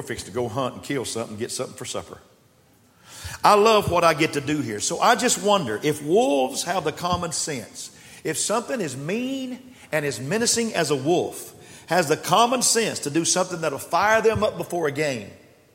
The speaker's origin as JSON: {"language": "English", "region": "West Texas", "country": "United States", "tie": "born or raised there", "moved": "yes", "lives_now": "Austin, United States", "said": "I was raised in West Texas"}